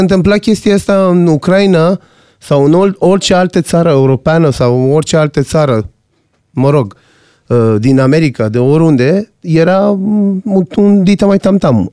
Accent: Iran; now in Romania

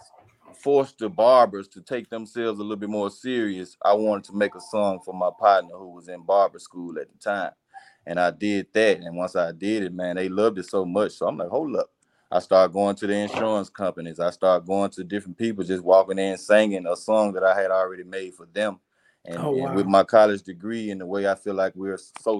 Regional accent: Mississippi Delta, United States; also born or lived in Dallas, Texas; I am from the Mississippi Delta, man

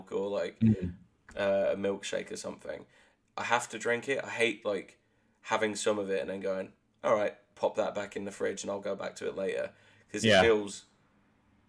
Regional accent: West Country, South West England, United Kingdom; I'm from the West Country

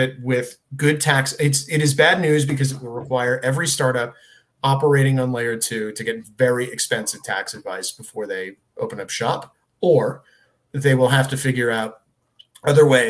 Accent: Connecticut, United States; I'm from Connecticut.

